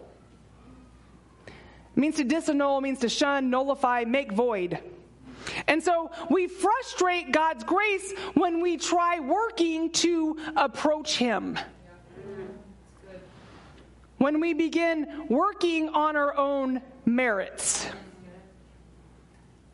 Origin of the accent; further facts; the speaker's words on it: San Antonio, Texas, United States; I'm from San Antonio, so it's like 100 degrees in the summertime